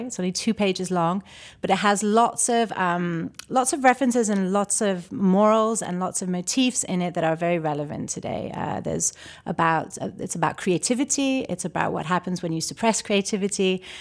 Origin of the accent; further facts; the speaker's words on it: Toronto, Ontario, Canada; also born or lived in London / Chicago; now in Charlotte, United States; I was born in Toronto, but, uh, my formal studies in classical ballet were in London